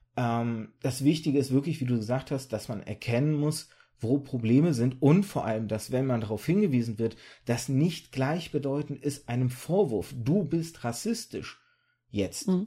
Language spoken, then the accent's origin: German; Germany; also born or lived in birth town in Kazakhstan or Russia; ich war ein Jahr alt, als wir rübergezogen sind